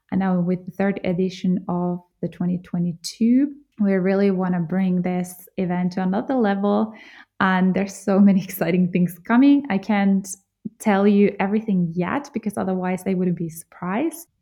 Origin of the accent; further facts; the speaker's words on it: Jyväskylä, Central Finland, Finland; moved away; also born or lived in Germany; I'm from Finland, from central Finland, a small town called Jyväskylä. And I grew up playing in the forests, by the lakes